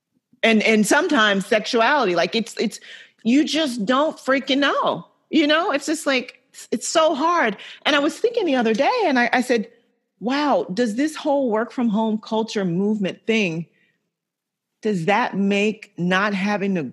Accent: the South, United States; I grew up in the South.

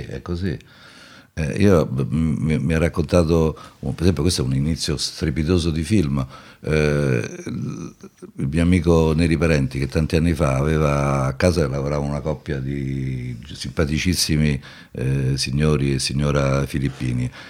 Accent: Rome, Lazio, Italy; also born or lived in Milan; sono romano

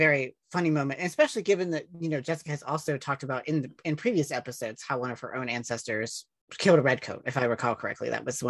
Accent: West Virginia, United States; as an Appalachian by birth

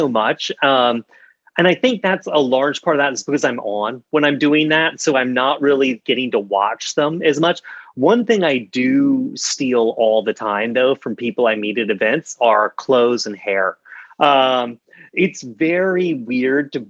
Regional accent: South Carolina, United States; I grew up in South Carolina

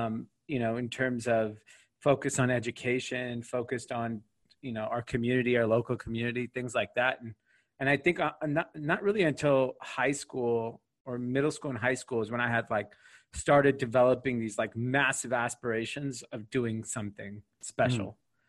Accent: Granada Hills, California, United States; I grew up in Granada Hills, California, which is a suburb of LA. It's in an area called the San Fernando Valley, the Valley, how it's referred to as.

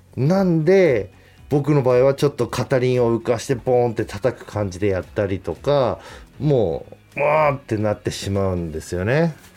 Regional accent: Hokkaido, Japan; accent: Hokkaido dialect; 北海道出身

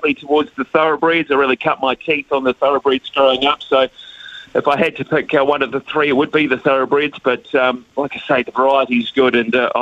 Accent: Palmerston North, Manawatū-Whanganui, New Zealand; growing up in Palmerston North

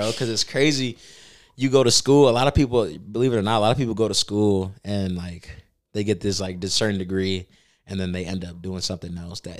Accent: Bartlett, Tennessee, United States; I grew up in Bartlett, and then we actually lived in Providence.

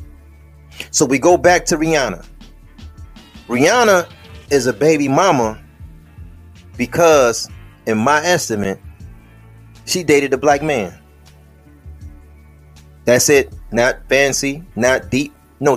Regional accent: United States; us as American Negroes

